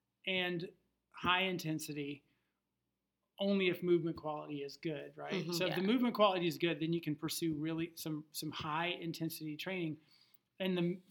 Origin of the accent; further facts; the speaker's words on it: Nebraska, United States; also born or lived in California; now in Daniel Island, South Carolina, United States; I grew up in Nebraska